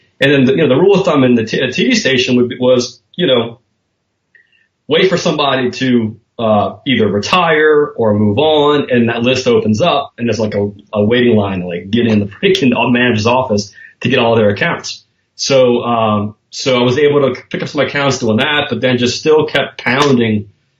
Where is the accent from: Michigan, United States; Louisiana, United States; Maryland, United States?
Louisiana, United States; New Orleans; also born or lived in Slidell, Louisiana; I was born in New Orleans. I live in Slidell, which is a suburb right outside of New Orleans. But I was born and raised in New Orleans